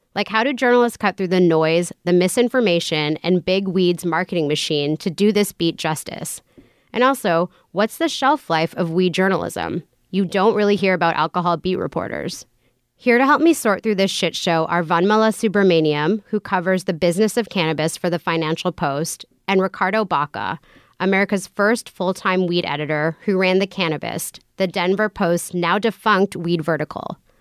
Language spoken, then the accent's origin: English; Vancouver, British Columbia, Canada; I grew up in Vancouver